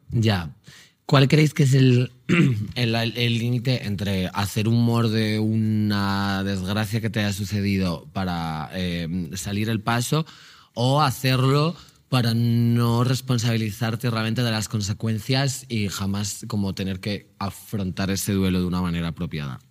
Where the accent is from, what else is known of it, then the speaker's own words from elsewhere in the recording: Magaluf, Balearic Islands, Spain; soy de Magaluf